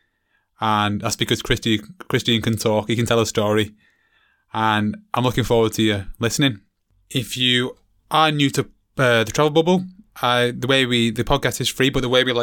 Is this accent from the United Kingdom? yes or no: yes; England, United Kingdom; myself being an English guide